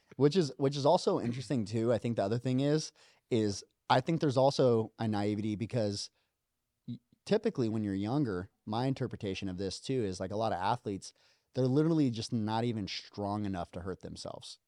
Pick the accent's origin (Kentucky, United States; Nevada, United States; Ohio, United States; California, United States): Nevada, United States; Las Vegas; moved away as an adult; I came from Vegas